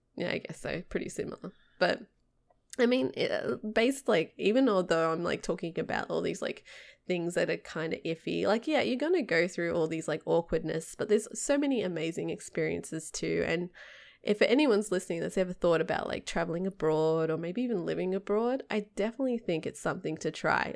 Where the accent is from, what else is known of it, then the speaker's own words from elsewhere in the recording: Sydney, New South Wales, Australia; moved away as an adult; I'm from the suburbs. I'm closer to the mountains.